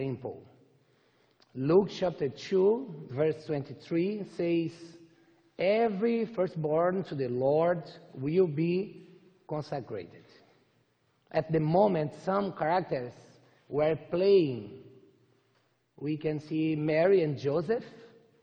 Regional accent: Brazil; English is a second language; I'm from Brazil.

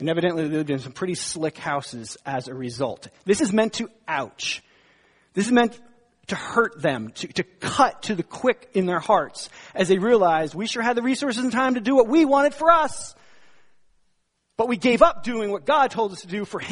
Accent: northern New Jersey, United States; I was born and bred in New Jersey, northern New Jersey

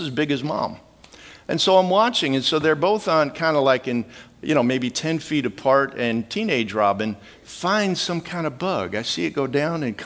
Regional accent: Midwest, United States; I grew up in the Midwest

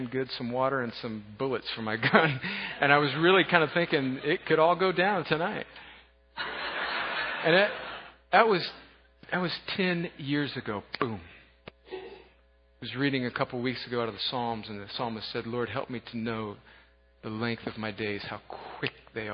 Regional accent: United States; I grew up on the Mexican border

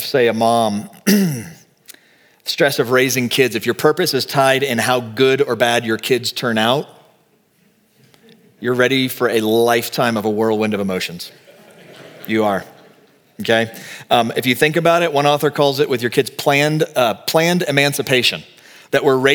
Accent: Texas, United States; now in Colorado, United States; I'm from Texas.

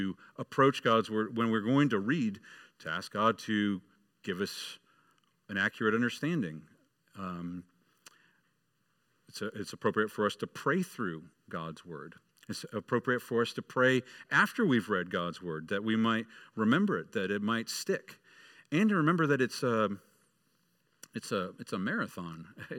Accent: Michigan, United States; Until a few years later when the Detroit Red Wings, I grew up in Michigan, the Detroit Red Wings started being really good

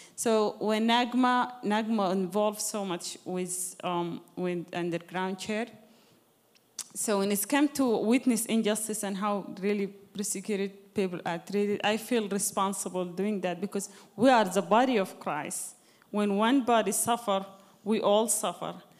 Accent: Sudan; moved away; I'm originally from Sudan, you know, Sudan is Islamic country.

